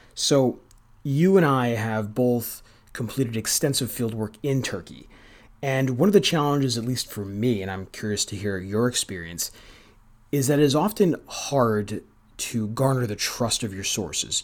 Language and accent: English; United States; as an American